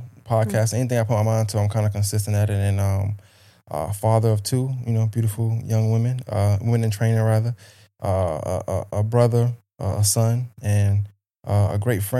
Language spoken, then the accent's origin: English; Brooklyn, New York, United States; now in Augusta, United States; Well, I was born in Brooklyn, New York, raised Brooklyn, New York as well. Bushwick, part of Brooklyn, just to be exact.